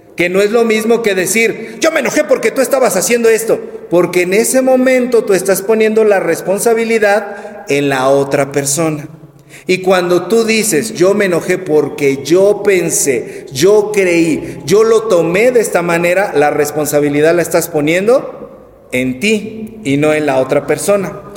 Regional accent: Mexico

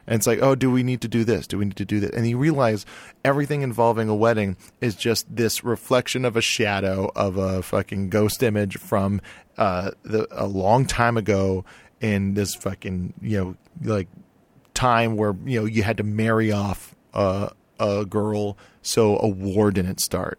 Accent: Hawaii, United States; now in Los Angeles, United States; I'm from Hawaii

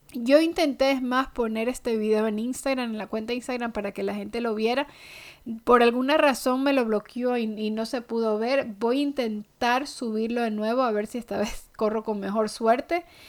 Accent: Ecuador; now in United States; yo soy ecuatoriana

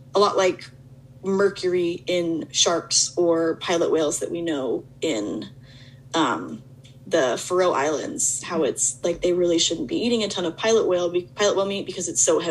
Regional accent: Arizona, United States; I'm from Arizona.

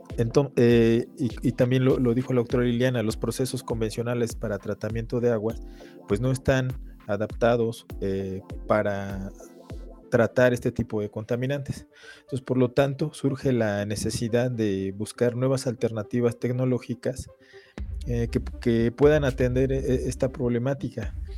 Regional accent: Mexico; nosotros como mexicanos

